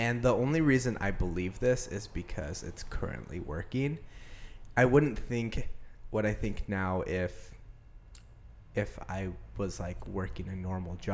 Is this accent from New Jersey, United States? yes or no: no; Medford, Oregon, United States; I grew up in Medford, Oregon, been here my whole life.